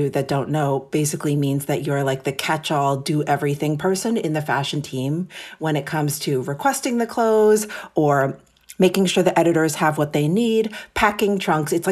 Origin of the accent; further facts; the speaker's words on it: New York City, New York, United States; Yes. So I'm born and raised in New York City. My parents came to America from Japan in the late 60s. And interestingly, they actually met in New York.